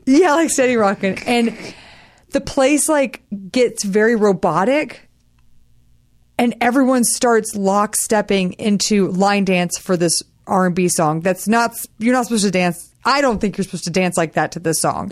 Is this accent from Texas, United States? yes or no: yes; Texas, United States; I'm from Texas